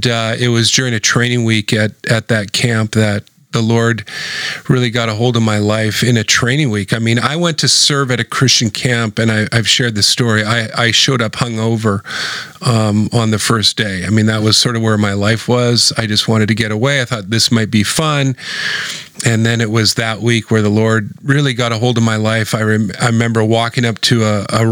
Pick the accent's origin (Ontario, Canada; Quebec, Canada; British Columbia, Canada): British Columbia, Canada; Vancouver; I'm a born and raised Vancouverite.